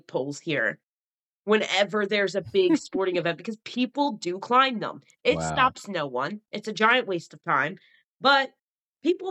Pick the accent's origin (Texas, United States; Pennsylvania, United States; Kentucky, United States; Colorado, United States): Pennsylvania, United States; Philadelphia; I am from Philly.